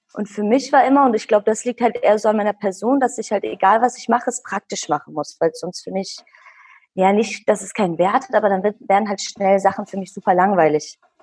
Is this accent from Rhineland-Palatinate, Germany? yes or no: no; Bielefeld, North Rhine-Westphalia, Germany; ich bin in Bielefeld geboren und aufgewachsen. Hm, meine Eltern sind Kurden